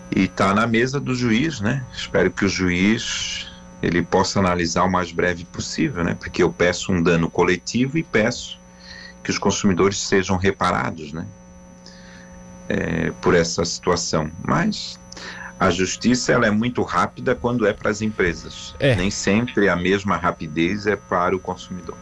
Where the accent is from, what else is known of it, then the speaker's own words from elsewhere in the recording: Brazil; sou brasileiro